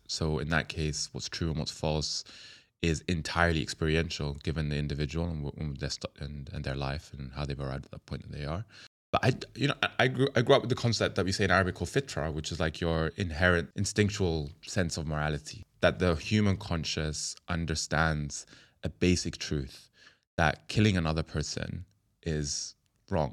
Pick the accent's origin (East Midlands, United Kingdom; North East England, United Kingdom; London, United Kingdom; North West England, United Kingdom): London, United Kingdom; I'm a London boy, born and raised, but I'm Yemeni, Indonesian, Kenyan, Pakistani